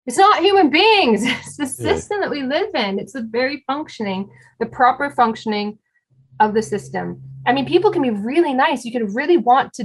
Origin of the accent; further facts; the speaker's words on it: Canada; I'm Canadian